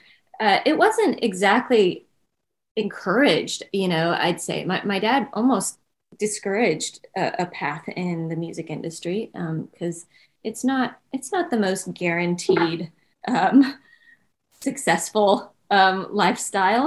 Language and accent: English; Nashville, Tennessee, United States; I was born and raised in Nashville, Tennessee